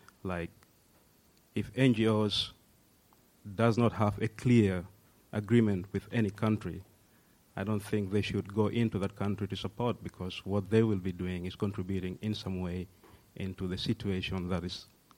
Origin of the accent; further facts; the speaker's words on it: South Sudan; I'm the conflict in the sense that I'm from South Sudan.